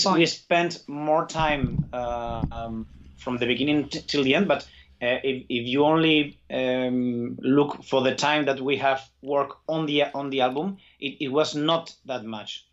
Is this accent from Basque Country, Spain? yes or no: yes; Basque Country, Spain; I, I feel Basque, Basque my like as my mother tongue